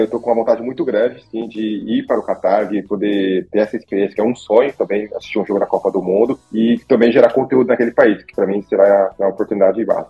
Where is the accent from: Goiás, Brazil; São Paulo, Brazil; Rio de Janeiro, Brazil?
São Paulo, Brazil; Osasco; moved away as an adult; eu tenho 33 anos, eu sou natural de Osasco, São Paulo